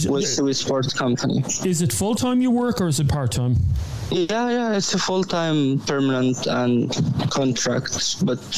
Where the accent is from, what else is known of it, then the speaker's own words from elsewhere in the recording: Egypt; English is a second language; moved away as an adult; now in Dublin, Ireland; I'm from Egypt. I came from Egypt for bad circumstances.